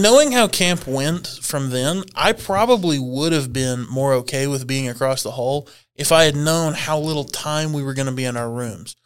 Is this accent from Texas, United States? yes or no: yes; North Texas, United States; born or raised there